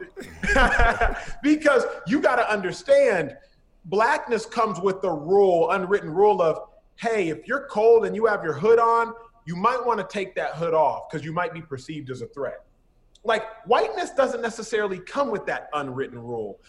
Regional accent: Dallas, Texas, United States; moved away as an adult; now in Los Angeles, United States; I'm born and raised in Dallas

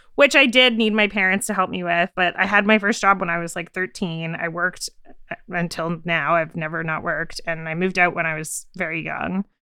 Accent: Canada; I'm from Canada

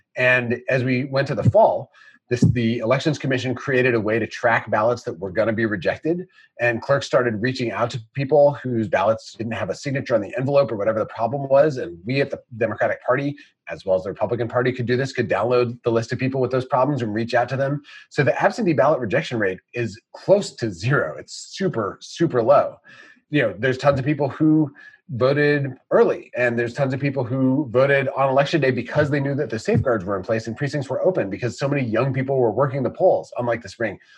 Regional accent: Wisconsin, United States; moved away as an adult; I grew up in Wisconsin.

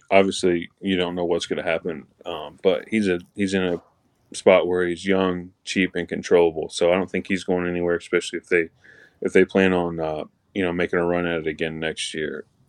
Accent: Indianapolis, Indiana, United States; I grew up in Indianapolis. I'll play for the Red Machine.

